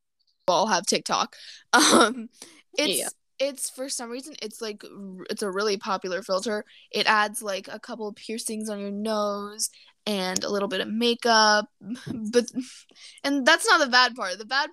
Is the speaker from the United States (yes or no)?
no; India; after they learn that I'm Indian.